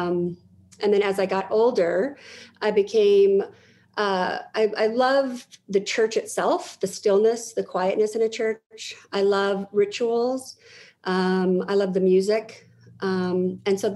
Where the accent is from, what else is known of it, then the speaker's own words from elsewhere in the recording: Denver, Colorado, United States; I am in Denver, Colorado. I've been here all my life